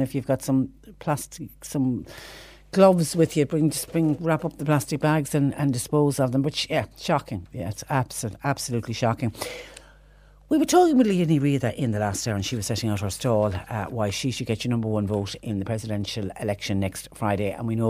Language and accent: English; Munster, Ireland; I was born and lived there. And you were always corrected if you said, I'm from West Cork. Someone would jump in immediately and say, it's not West Cork, it's Mid Cork.